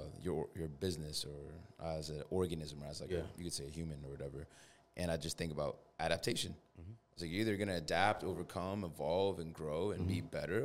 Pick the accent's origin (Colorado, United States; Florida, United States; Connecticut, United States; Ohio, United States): Connecticut, United States; East Hartford; I mean, I'm from East Hartford